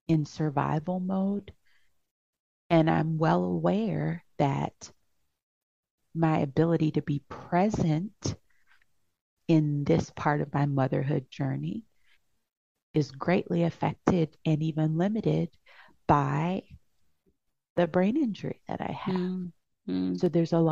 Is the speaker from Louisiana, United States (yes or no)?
yes; Louisiana, United States; moved away; I'm from Louisiana. All of my family's there.